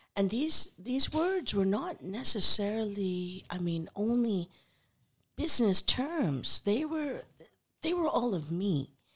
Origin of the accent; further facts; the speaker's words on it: Punjab, Pakistan; I'm from Pakistan, so our native language, our national language is Urdu